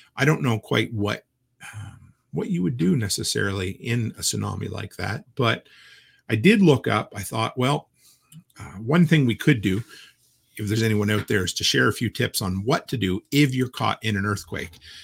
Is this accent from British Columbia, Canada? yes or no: no; Nova Scotia, Canada; moved away; back to where I grew up in Nova Scotia